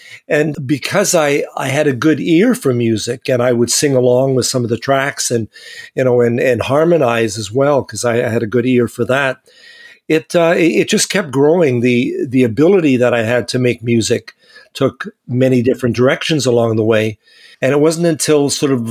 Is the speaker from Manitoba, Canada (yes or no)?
yes; Winnipeg, Manitoba, Canada; I grew up in Winnipeg, and my parents were very musical